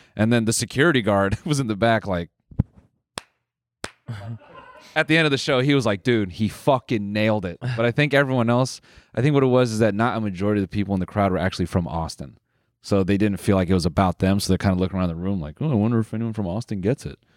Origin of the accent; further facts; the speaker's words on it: Canada; we're Canadian